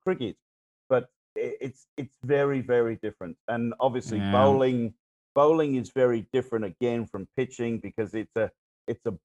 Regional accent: Wales, United Kingdom; moved away; I'm from Wales originally.

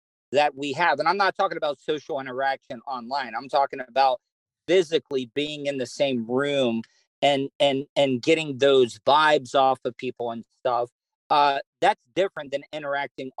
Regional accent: the South, United States; accent: Southern; I am as Southern

